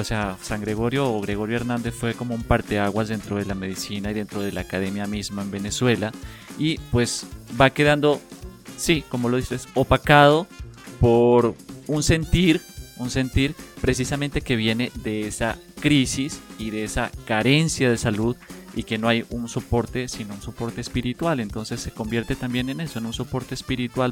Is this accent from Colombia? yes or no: yes; Colombia; yo soy de un pueblo en Colombia